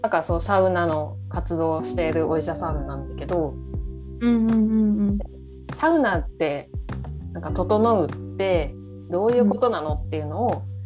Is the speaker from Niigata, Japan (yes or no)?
yes; Niigata, Japan; now in Tokyo, Japan; 新潟生まれコシヒカリ育ち